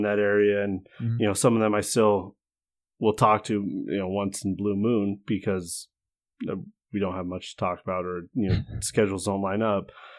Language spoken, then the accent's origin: English; United States; moved away as an adult; now in New Zealand; Of course I'm from the States.